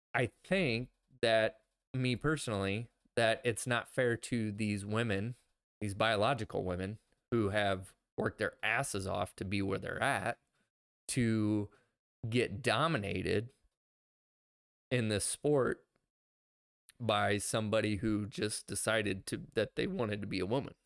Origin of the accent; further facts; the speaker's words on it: Midwest, United States; we're from the Midwest.